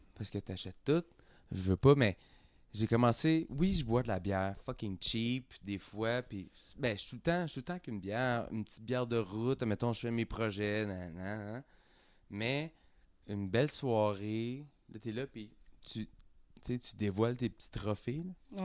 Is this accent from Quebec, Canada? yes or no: yes; Quebec, Canada; on vient tous de Saint-Jean, on vient tous de Saint-Jean, mais on a starté là